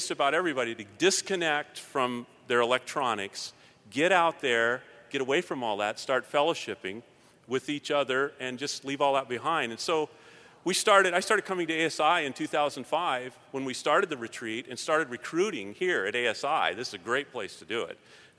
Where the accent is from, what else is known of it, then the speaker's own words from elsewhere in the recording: Palmer, Alaska, United States; I'm from Palmer, Alaska.